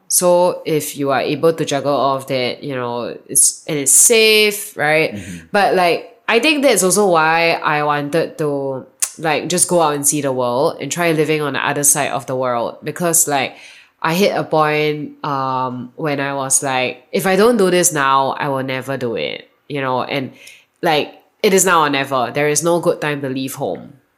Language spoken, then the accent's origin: English; Singapore; moved away as an adult; now in Austin, United States; I come from Singapore. That was where I was born and I grew up. And I arrived in Austin a year and a half ago.